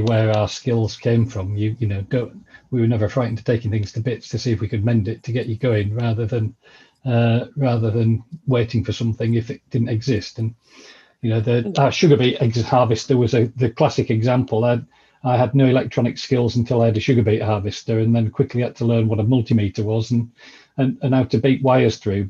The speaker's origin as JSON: {"language": "English", "area": "Vale of York", "region": "Yorkshire and the Humber", "country": "United Kingdom", "tie": "born or raised there", "said": "I'm a Yorkshire lad, born and bred. Come from the Vale of York"}